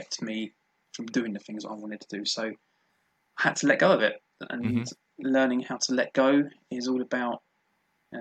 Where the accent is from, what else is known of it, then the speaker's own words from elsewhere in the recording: London, United Kingdom; born and bred in South London and never moved